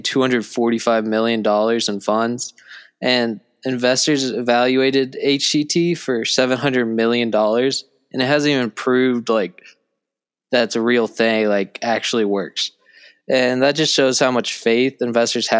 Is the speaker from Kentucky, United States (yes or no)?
no; Missouri, United States; I'm from Missouri